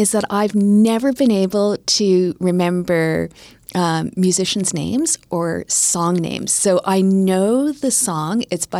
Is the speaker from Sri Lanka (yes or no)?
no; Winnipeg, Manitoba, Canada; And I was growing up in the Filipino community in Winnipeg.